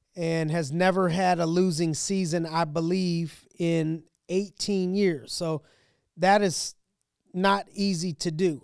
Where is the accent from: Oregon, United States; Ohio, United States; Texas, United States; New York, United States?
Ohio, United States; Youngstown; now in Pittsburgh, United States; I'm from Ohio, from Youngstown, Ohio